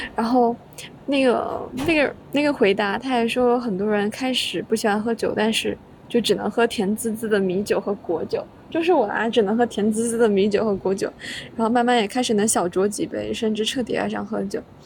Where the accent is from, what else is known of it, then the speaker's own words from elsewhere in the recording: Guangdong, China; now in Guangzhou, China; 作为一个潮汕人，我也不爱喝茶